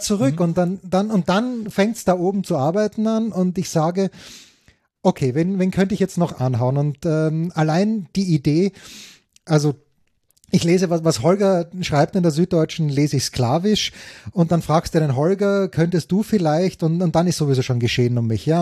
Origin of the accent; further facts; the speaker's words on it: Austria; als Österreicher